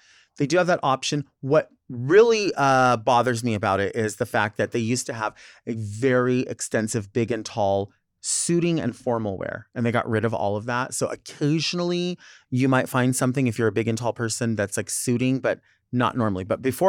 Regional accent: Arizona, United States; Although I'm not from Southern California, I grew up in Southern Arizona.

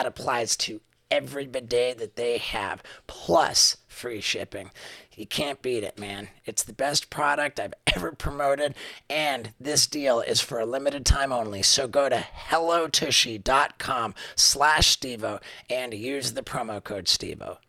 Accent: London, United Kingdom; I was born in 1974 in London, England.

